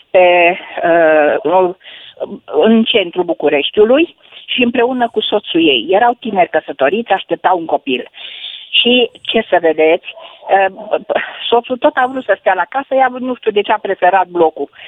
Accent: Vadu Crișului, Bihor County, Romania; sunt din Vadul Crișului

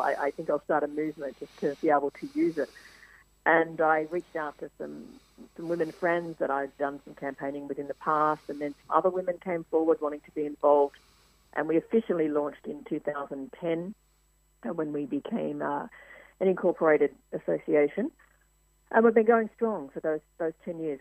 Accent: Mildura, Victoria, Australia; moved away as an adult; also born or lived in United States; One of the first stories I did in my hometown was of the opening of the first women's refuge in Mildura

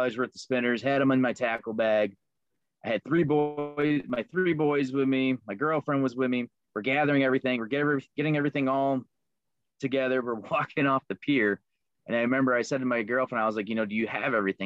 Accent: Liverpool, New York, United States; now in Rochester area, United States; Originally, I'm from Liverpool, New York. I grew up with two older brothers

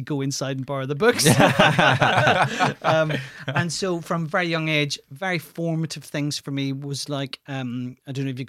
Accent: Ireland; And I said, "Oh, yeah, I'm from Ireland." And instantly, the first thing they would say is, "Oh, you're from the north or the south." And my response was always, "I'm from the east."

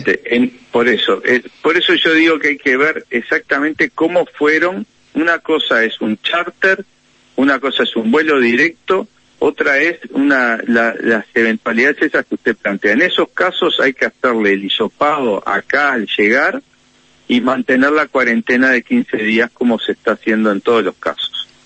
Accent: Uruguay; acá tenemos

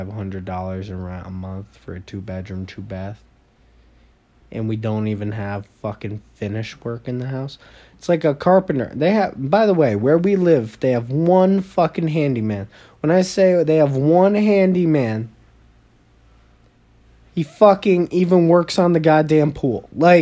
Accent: New York, United States; People from New York, I'm from New York.

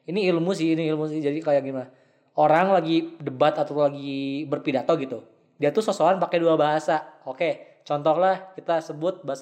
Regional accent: Japan; gue di SMA tuh banyak yang ngomong ke gue gara-gara mereka tahu kan gue dari Jepang kan.

